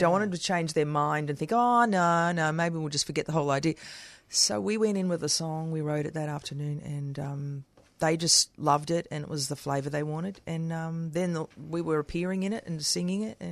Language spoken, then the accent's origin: English; Geelong, Victoria, Australia; Because I come from Geelong. That's where I originated, from Geelong. I was born in Geelong.